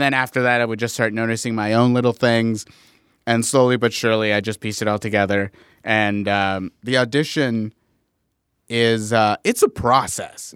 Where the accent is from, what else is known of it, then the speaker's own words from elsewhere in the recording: Inglewood, California, United States; I grew up in Inglewood, California